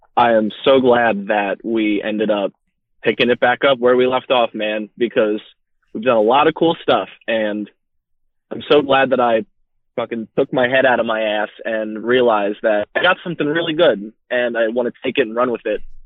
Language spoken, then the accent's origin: English; Berks County, Pennsylvania, United States; I'm from Berks County, PA. That's where I currently live for about the next month or so